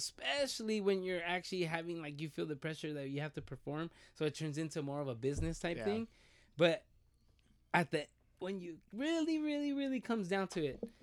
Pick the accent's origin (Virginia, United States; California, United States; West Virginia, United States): California, United States; Rialto; we're from Rialto